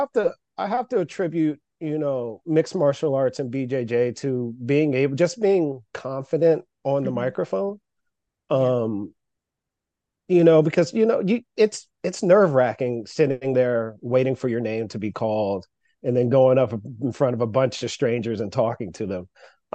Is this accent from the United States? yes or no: yes; North Carolina, United States; Long time ago when I moved here to the Maryland area, because I'm originally from North Carolina, I was in several bands.